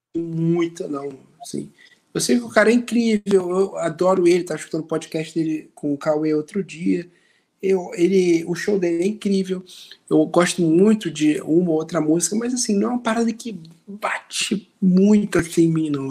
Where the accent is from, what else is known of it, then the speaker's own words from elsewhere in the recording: Rio de Janeiro, Brazil; impossível ser mais carioca que a gente